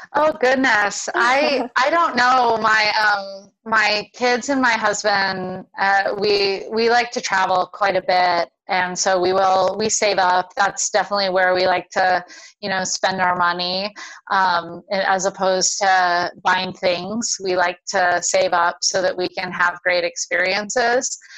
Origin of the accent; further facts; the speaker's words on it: Honolulu, Hawaii, United States; moved away; I grew up in Honolulu, so right in Oahu, right near the university.